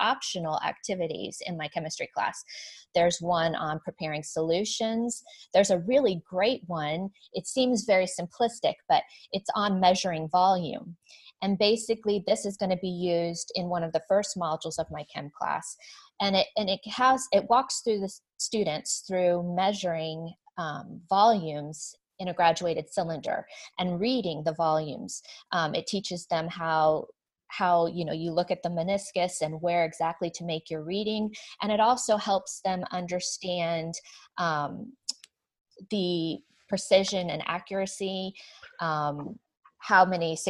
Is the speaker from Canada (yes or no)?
no; the South, United States; I'm from the South